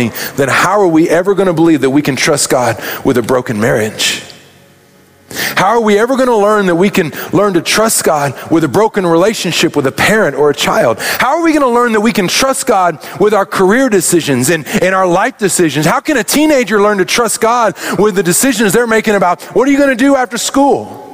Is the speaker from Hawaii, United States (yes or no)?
no; Arkansas, United States; now in Kansas City, United States; I grew up in Arkansas